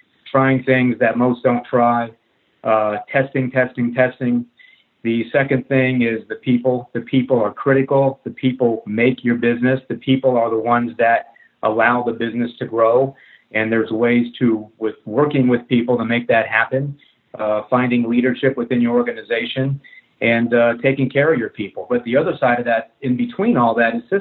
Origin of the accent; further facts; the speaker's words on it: New Jersey, United States; moved away as an adult; now in North Carolina, United States; Originally, I'm from New Jersey